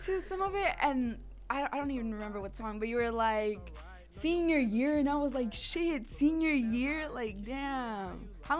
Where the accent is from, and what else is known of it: Los Angeles, California, United States